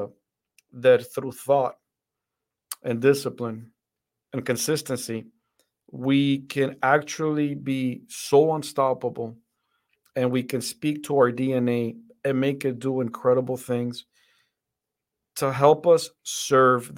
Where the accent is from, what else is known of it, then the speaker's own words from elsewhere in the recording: Dominican Republic; also born or lived in Fort Benning, Georgia, United States; now in United States; I grew up in the Dominican Republic. That's where my family is from.